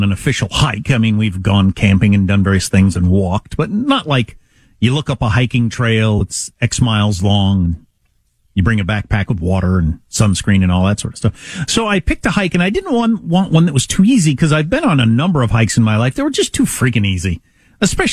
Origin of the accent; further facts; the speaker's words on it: Midwest, United States; I'm from the Midwest